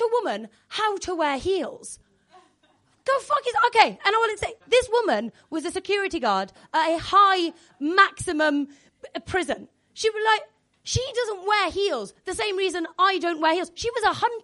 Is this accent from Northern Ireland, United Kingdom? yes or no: no; Wales, United Kingdom; I'm Welsh